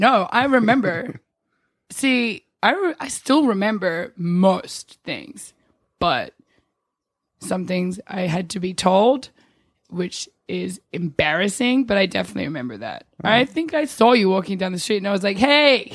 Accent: New Zealand; also born or lived in Australia; now in New York, United States; I was born in New Zealand

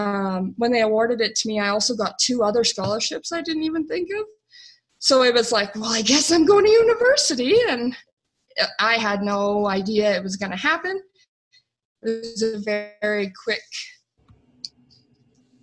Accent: Calgary, Alberta, Canada; I was born and raised in Calgary, Alberta, Canada

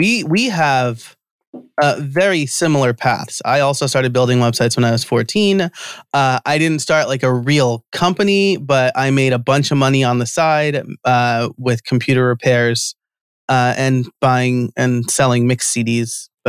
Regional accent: United States; I'm American Italian, and so I always want to say like Pampalone or something like that.

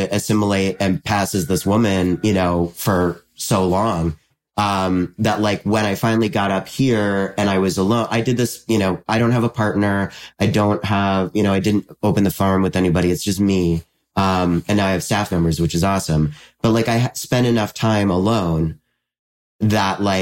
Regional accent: just south of Albany, upstate New York, United States; I'm from around Albany. I'm from just south of Albany in upstate New York

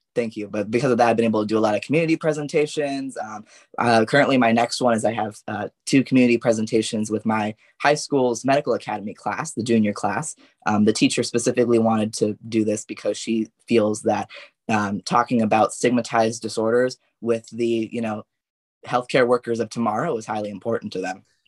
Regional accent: Yorba Linda, California, United States; from Yorba Linda specifically.

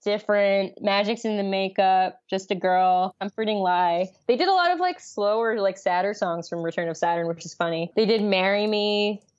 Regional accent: New York City, New York, United States; I grew up in New York City

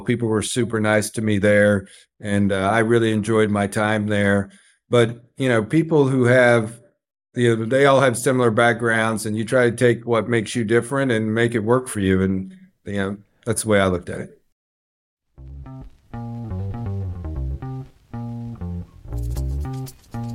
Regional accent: Carl Junction, Missouri, United States; also born or lived in Atlanta, Georgia; I grew up in Carl Junction

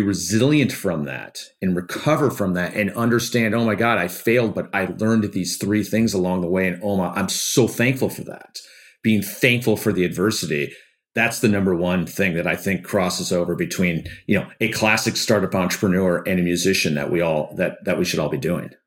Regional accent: Detroit, Michigan, United States; I grew up in Detroit where it's a very unionized town

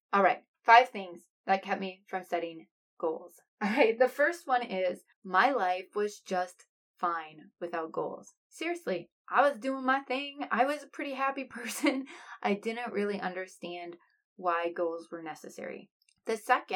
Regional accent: Iowa, United States; I am from Iowa

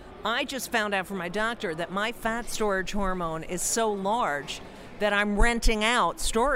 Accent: New Jersey, United States; I'm also from New Jersey.

